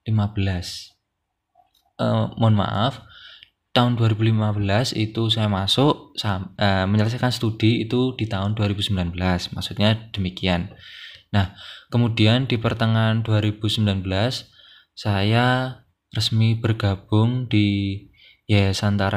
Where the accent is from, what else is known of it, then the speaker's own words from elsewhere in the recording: Blitar, East Java, Indonesia; saya bukan orang Jogja, saya orang Blitar dari Jawa Timur.